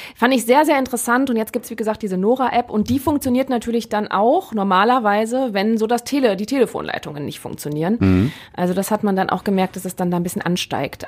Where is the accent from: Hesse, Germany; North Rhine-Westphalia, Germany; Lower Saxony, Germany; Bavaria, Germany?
North Rhine-Westphalia, Germany; Neuss; ich komme ja aus Neues und da gibt's halt auch sehr viel platt